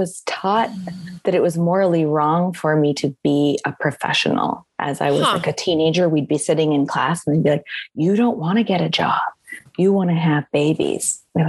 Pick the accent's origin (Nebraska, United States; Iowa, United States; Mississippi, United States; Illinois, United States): Iowa, United States; I grew up in the Midwest, in Iowa specifically. I was the second of seven children.